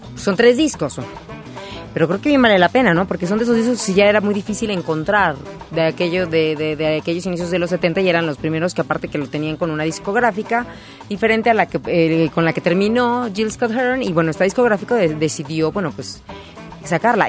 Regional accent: Naucalpan, State of Mexico, Mexico; mi pueblo, Naucalpan

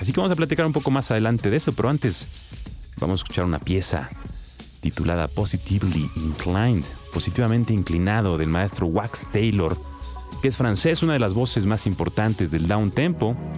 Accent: Mexico

